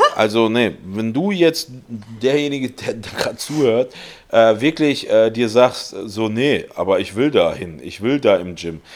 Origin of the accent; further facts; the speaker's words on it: Germany; wir sind Deutsche